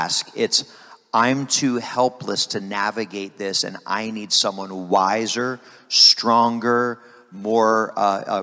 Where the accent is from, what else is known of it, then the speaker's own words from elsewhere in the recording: Harrisburg, Pennsylvania, United States; I was raised in Harrisburg First Assembly of God in Pennsylvania